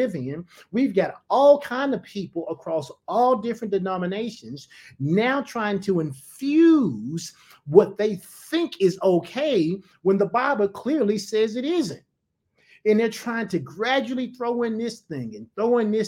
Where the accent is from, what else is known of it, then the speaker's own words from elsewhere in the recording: United States; I'm an American citizen